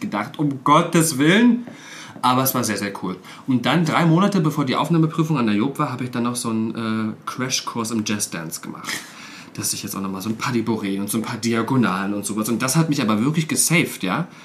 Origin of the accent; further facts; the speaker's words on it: Cottbus, Brandenburg, Germany; moved away as an adult; in Cottbus, in meiner Heimatstadt